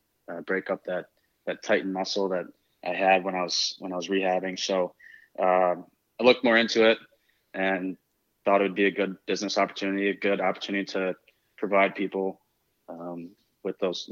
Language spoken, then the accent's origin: English; Michigan, United States; I grew up in Michigan, played college hockey.